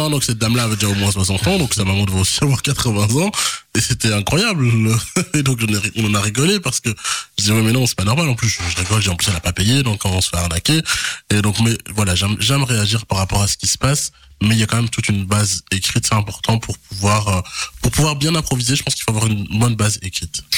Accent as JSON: {"language": "French", "town": "Charleroi", "region": "Wallonia", "country": "Belgium", "tie": "born or raised there", "also_born_or_lived": "Kinshasa", "said": "je suis né à Kinshasa. Puis, j'ai grandi à, à, Marcinelle. Euh, voilà, c'est Charleroi, c'est ma ville"}